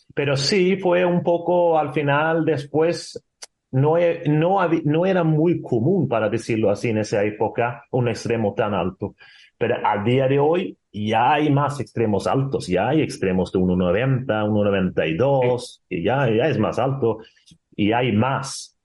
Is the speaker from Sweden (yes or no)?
yes; Sweden; Spanish is a second language; moved away as an adult; also born or lived in Spain; now in Portugal; dejar tu país con 20 años, gracias a Dios que estuve viviendo dos años solo en Suecia sin mi madre